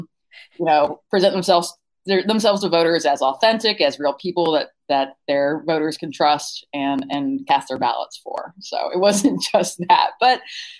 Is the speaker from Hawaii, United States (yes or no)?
no; Virginia, United States; my home state, Virginia